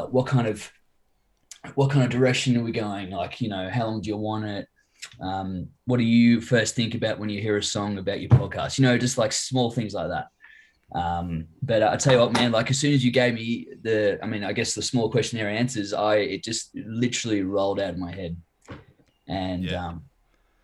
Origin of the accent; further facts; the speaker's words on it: Cherrybrook, New South Wales, Australia; also born or lived in Wahroonga; I grew up in Cherrybrook, and I have been there. Well, I was there for 23 years.